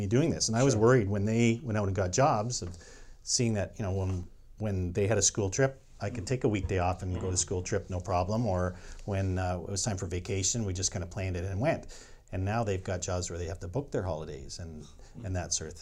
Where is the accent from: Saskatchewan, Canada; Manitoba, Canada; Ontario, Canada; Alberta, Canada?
Ontario, Canada; St. George; he was a dairy farmer when I was growing up in St. George, Ontario.